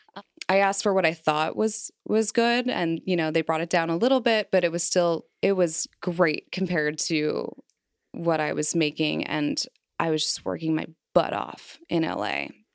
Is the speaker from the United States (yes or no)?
yes; Kansas City, Missouri, United States; also born or lived in Philadelphia / Los Angeles; now in Cincinnati, United States; I moved from my hometown, Kansas City, Missouri